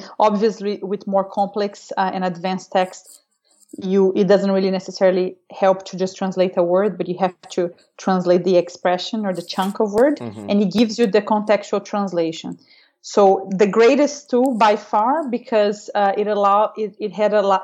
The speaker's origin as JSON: {"language": "English", "country": "Brazil", "tie": "born or raised there", "also_born_or_lived": "Missouri / France", "said": "growing up in Brazil"}